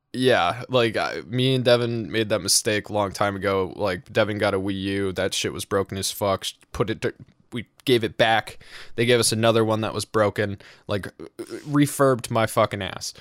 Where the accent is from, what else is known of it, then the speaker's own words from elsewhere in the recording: New England, United States; I'm from New England